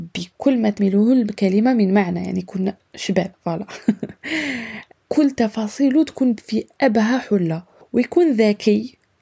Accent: Algeria; moved away; also born or lived in Europe; تاعنا في الجزائر

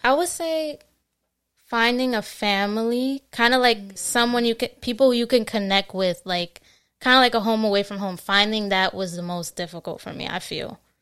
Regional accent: New Jersey, United States; also born or lived in Queens, New York; I mostly grew up um, in Jersey, but I was born in New York. Okay. Uh, born in Queens, New York, and then I moved to Jersey when I was like five

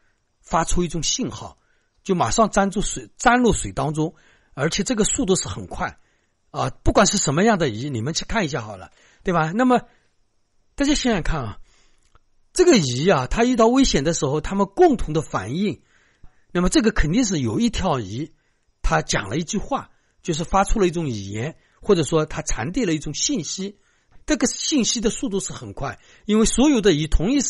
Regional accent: China; 我们中国人的语言是最复杂，

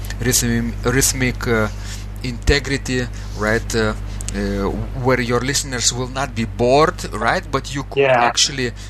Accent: Klaipėda, Klaipėda County, Lithuania; now in Vilnius, Lithuania; my hometown, Klaipeda

